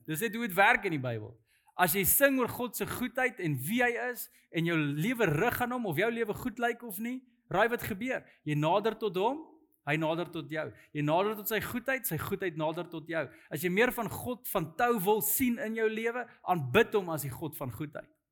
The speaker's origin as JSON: {"language": "Afrikaans", "country": "South Africa", "said": "as 'n Afrikaner"}